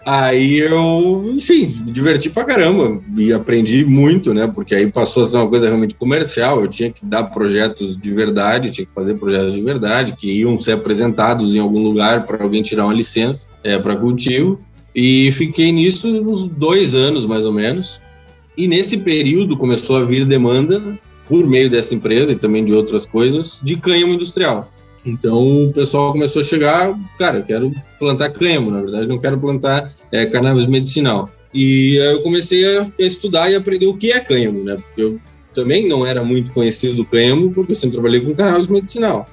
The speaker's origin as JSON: {"language": "Portuguese", "country": "Brazil", "said": "sou do Brasil e, e, tipo, tô aqui, consegui vir para cá"}